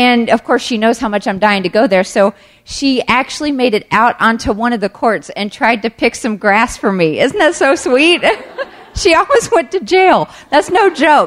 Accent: the South, United States; Growing up in the South, I didn't even know what hockey was

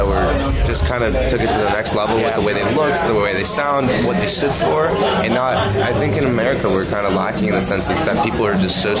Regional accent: United States; from the States, from where, you know, our growing up in the States.

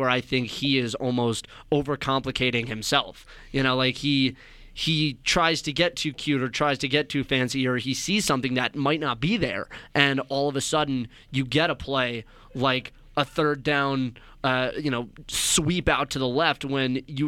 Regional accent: Scarsdale, New York, United States; born or raised there; moved away

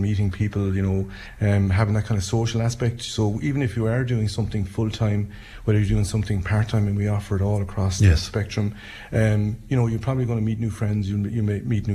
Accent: Anacarty, Munster, Ireland; I come from Anacharty

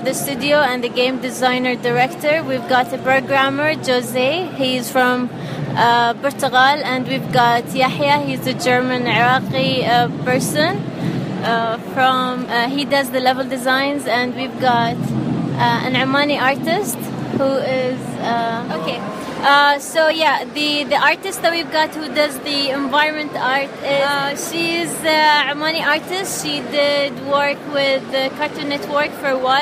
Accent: Al Ain, Abu Dhabi, United Arab Emirates; I'm from Al Ain, Abu Dhabi.

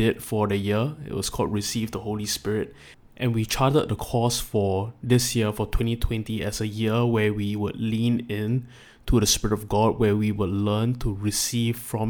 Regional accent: Singapore; as a Singaporean

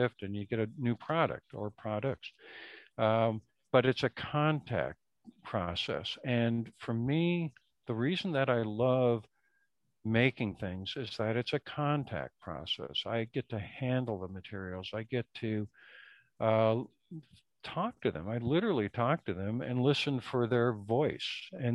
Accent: Minnesota, United States; now in East Coast, United States; I grew up in Minnesota

